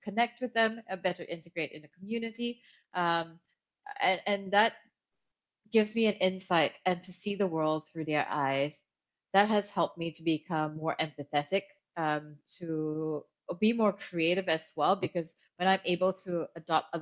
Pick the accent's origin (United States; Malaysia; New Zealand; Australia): Malaysia; Kuala Lumpur; moved away as an adult; also born or lived in Hong Kong; I grew up in Kuala Lumpur, Malaysia, and I've lived in 8 different countries